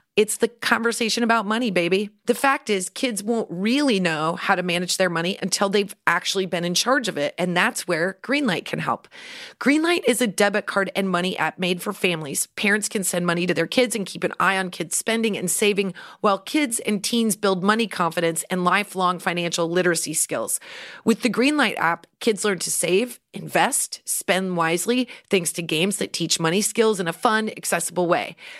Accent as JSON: {"language": "English", "town": "Central City", "region": "Nebraska", "country": "United States", "tie": "born or raised there", "said": "when I was growing up in Central City"}